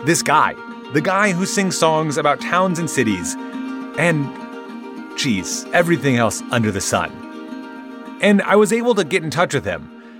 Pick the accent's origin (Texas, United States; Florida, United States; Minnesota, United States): Minnesota, United States; Minneapolis; I'm from Minneapolis